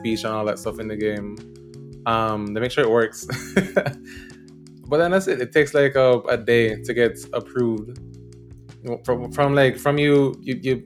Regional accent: Jamaica; I'm from Jamaica

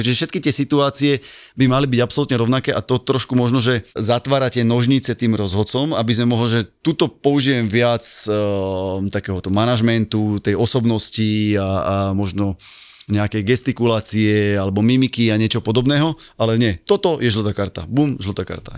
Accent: Bratislava, Bratislava Region, Slovakia; Ja som z Petržalky

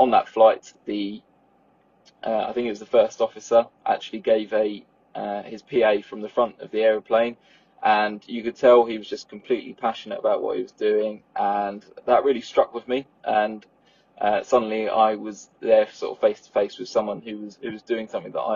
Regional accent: Southend-on-Sea, East of England, United Kingdom; I'm from Southend, home to PTUK's favourite airport

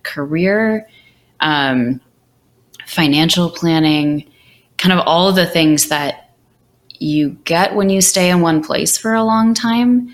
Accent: Bellevue, Washington, United States; also born or lived in Seattle, Washington; My dad ended up moving out that way to work for Microsoft. And so I grew up in the Bellevue area

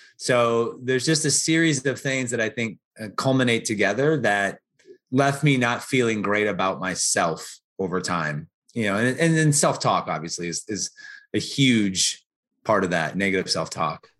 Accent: Portland, United States; moved away; also born or lived in Chicago / Atlanta; I grew up in Portland

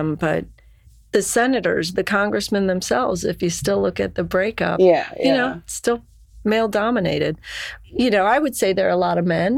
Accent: Lima, Ohio, United States; people that I grew up with in Lima

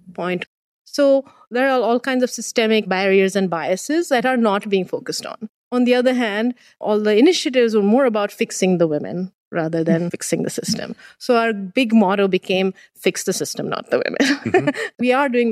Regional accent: India; now in Waterloo, Canada; Being born and raised in India

